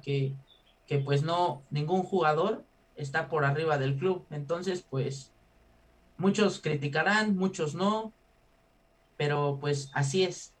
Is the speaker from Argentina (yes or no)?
no; Mexico; como mexicano